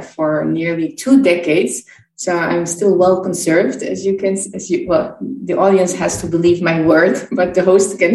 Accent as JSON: {"language": "English", "town": "Brussels", "region": "Brussels-Capital Region", "country": "Belgium", "said": "I'm from Brussels, Belgium"}